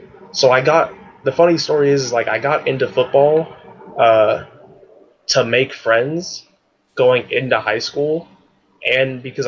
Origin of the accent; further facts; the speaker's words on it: Palmdale, California, United States; So I grew up in a place called Palmdale, California, which is like an hour away from LA.